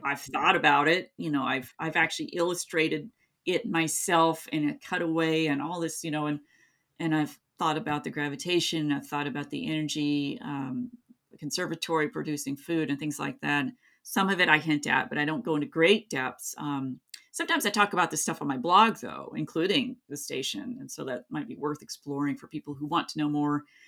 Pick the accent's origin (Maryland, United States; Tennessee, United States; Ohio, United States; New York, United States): Tennessee, United States; Kingsport; also born or lived in Gray, Tennessee; my hometown, not in Gray, but, um, the main town, Kingsport